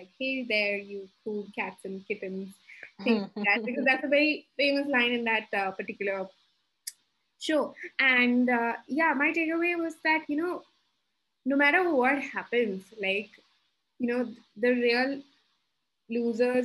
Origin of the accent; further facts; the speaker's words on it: Dubai, United Arab Emirates; now in Gurgaon, India; born and brought up in Dubai, who's now staying in Gurgaon